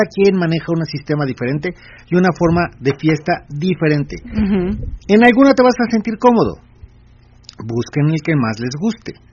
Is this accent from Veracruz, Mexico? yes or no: no; Mexico City, Mexico; Soy de la Ciudad de México.